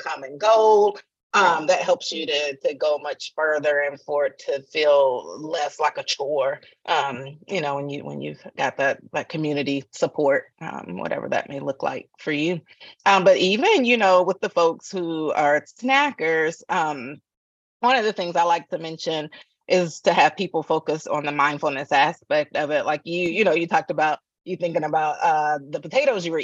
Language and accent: English; Atlanta, Georgia, United States; moved away; I'm from the South, from Atlanta originally.